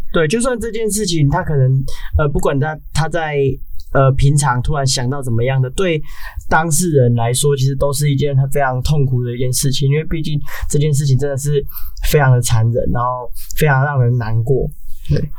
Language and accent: Chinese; Taiwan; 我们台湾